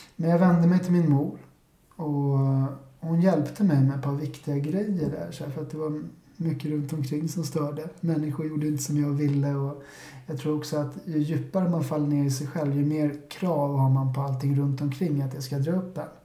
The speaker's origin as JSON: {"language": "Swedish", "town": "Stockholm", "region": "Stockholm County", "country": "Sweden", "tie": "born or raised there", "said": "jag är 35 år gammal och född och uppvuxen i Vasastan"}